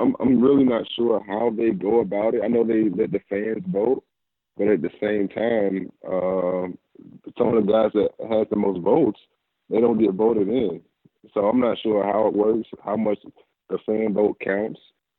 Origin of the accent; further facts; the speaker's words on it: Charlotte, North Carolina, United States; Charlotte is my hometown